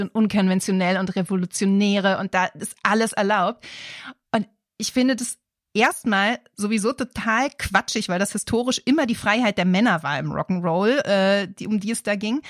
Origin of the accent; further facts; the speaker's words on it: Germany; Hier bei uns in Deutschland